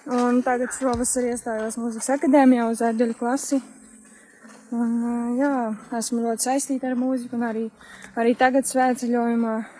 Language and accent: Latvian; Smiltene, Vidzeme, Latvia; no smiltenes, no manas dzimtās pilsētas.